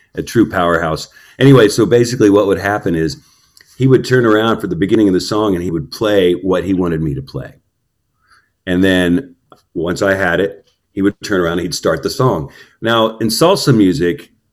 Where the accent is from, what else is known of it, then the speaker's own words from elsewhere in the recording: Houston, Texas, United States; I was born in Houston, um, and probably about in the east end of Houston